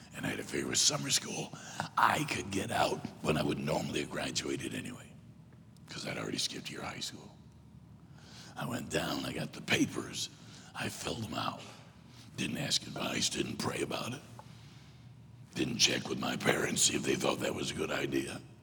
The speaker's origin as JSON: {"language": "English", "region": "Michigan", "country": "United States", "tie": "born or raised there", "also_born_or_lived": "South Carolina", "moved": "yes", "said": "I was born in South Carolina. Grew up mostly in Michigan, graduated high school and college in South Carolina"}